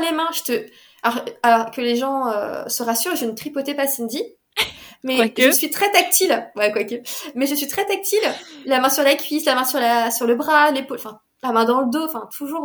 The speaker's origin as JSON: {"language": "French", "town": "Paris", "region": "Île-de-France", "country": "France", "said": "j'étais de Paris"}